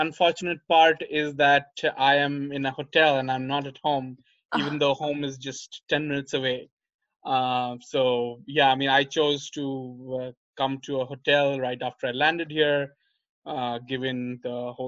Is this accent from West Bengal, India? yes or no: yes; Kolkata, West Bengal, India; moved away as an adult; my hometown in Calcutta